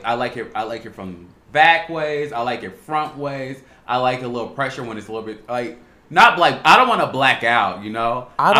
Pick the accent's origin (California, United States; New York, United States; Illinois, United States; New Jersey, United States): Illinois, United States; Chicago; growing up in Chicago